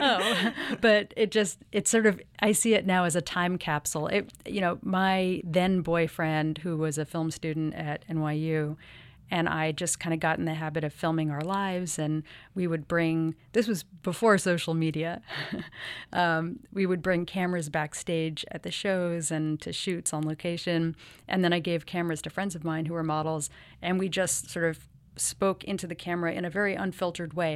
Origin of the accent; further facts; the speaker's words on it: New York City, New York, United States; I grew up here in New York City